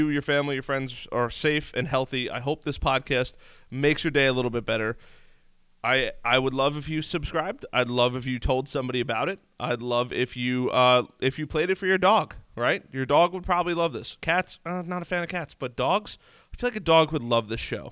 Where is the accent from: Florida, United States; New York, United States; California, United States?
New York, United States; I'm from New York. This is how we talk